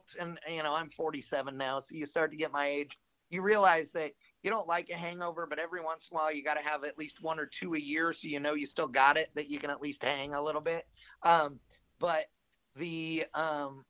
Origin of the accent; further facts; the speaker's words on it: Fremont, California, United States; I grew up in Northern California, basically at Fremont Drag Strip.